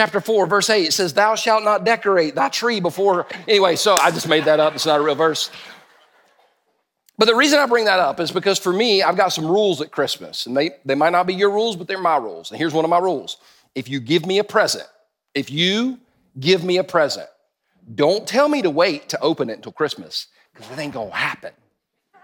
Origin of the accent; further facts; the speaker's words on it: United States; I'm stupid American